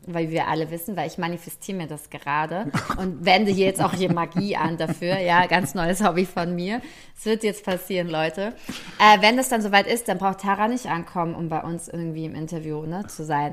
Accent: Frankfurt, Hesse, Germany; für mich als Frankfurterin

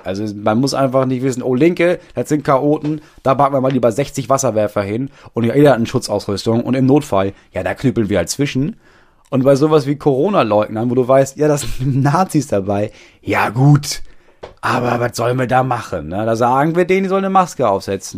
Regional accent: Lower Saxony, Germany; bei uns in Niedersachsen

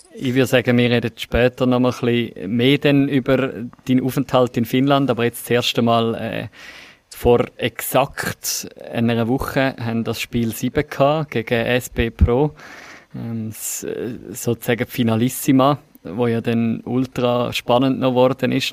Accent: Switzerland; Bei uns in der Schweiz

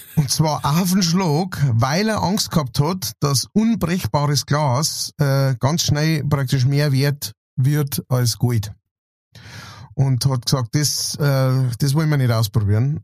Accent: Straubing, Bavaria, Germany; Straubing, wo ich her bin

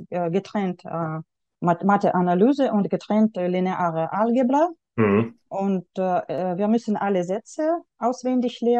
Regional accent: Yekaterinburg, Sverdlovsk Oblast, Russia; German is a second language; now in Germany; ich habe ähm, in Jekaterinburg, in meiner Heimatstadt, habe ich äh, Deutsch an, an der Schule mit dem äh, Schwerpunkt Deutsch gelernt.

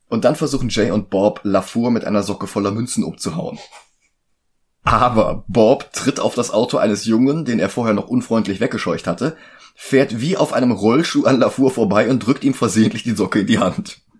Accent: Germany; bei uns in Deutschland.

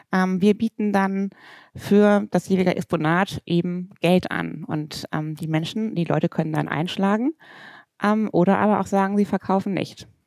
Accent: Bornheim, North Rhine-Westphalia, Germany; Das ist meine richtige Heimat.

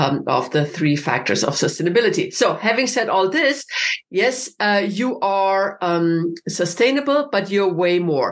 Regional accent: Vienna, Austria; I'm from Vienna

